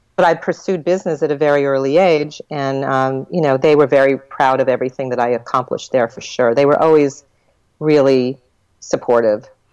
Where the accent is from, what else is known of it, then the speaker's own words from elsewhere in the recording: Long Island, New York, United States; I was born in Long Island, New York